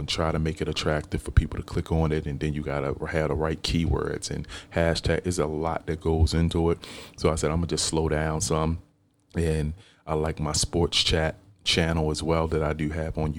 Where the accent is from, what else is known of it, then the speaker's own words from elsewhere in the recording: Baltimore, Maryland, United States; I grew up here in Baltimore. I live in a county now, which is maybe 15, 20 minutes from where I used to live at. But I grew up in Baltimore